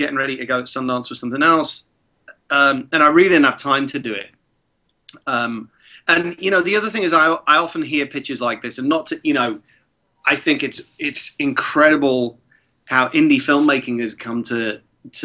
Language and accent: English; Prague, Czechia; English is a second language; moved away; when I was a kid in Prague and I didn't speak English yet